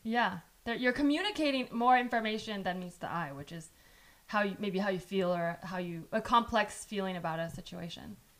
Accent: San Jose, California, United States; English is a second language; English wasn't my first language, but I did grow up here

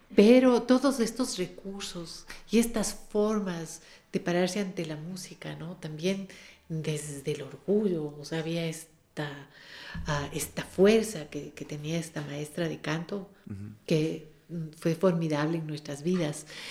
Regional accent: Quito, Pichincha, Ecuador; las quebradas de Quito que son las nuestras

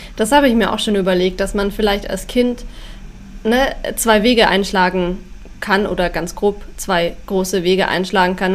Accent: Schongau, Bavaria, Germany; also born or lived in Weilheim; now in Rosenheim, Germany; also aufgewachsen bin ich in Schongau. Da sind meine Eltern mit mir hingezogen von Weilheim, als ich drei war.

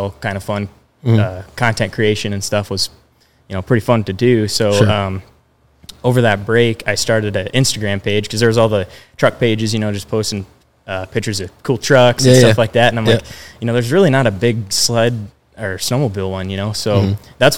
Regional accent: Storm Lake, Iowa, United States; I was born and raised in Storm Lake, Iowa. Still live in Iowa

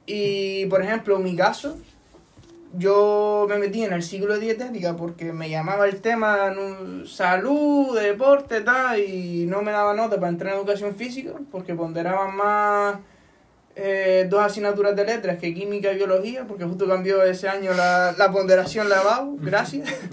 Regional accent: Firgas, Canary Islands, Spain; en mi pueblo

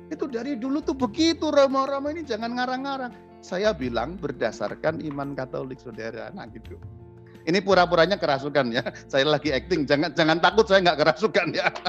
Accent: Java, Indonesia; Saya sebagai orang Jawa saya harus belajar tentang kejawaan saya sehingga saya tahu ini bagian ini tahayul, bagian itu tidak.

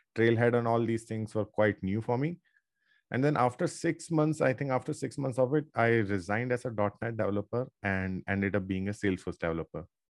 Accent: Ajmer, Rajasthan, India; I'm from Ajmer, Rajasthan. It's a small town.

